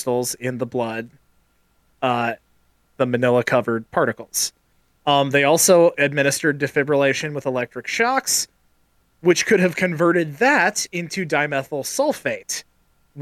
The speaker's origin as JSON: {"language": "English", "region": "Midwest", "country": "United States", "tie": "born or raised there"}